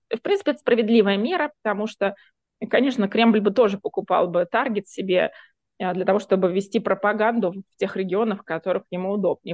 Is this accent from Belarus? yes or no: no; Voronezh, Voronezh Oblast, Russia; я из Воронежа, Воронеж это место, где люди, в принципе, нормально знают украинский язык, потому что, в принципе, мы соседи